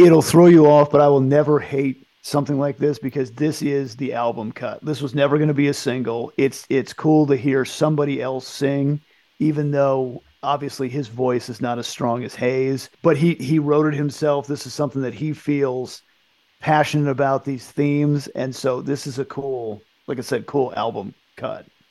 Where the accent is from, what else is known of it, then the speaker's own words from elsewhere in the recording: United States; growing up in the United States